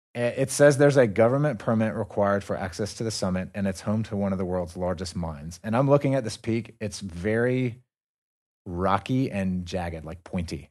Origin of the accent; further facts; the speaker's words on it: North Carolina, United States; now in North Caucasus, Russia; I'm from North Carolina